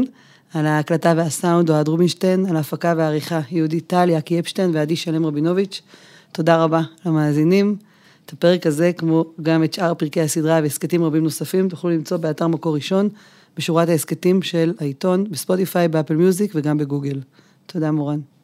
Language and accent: Hebrew; a kibbutz near Beit She'an, Northern District, Israel; אני גם כבת העמק נולדתי באחד הקיבוצים ליד בית שאן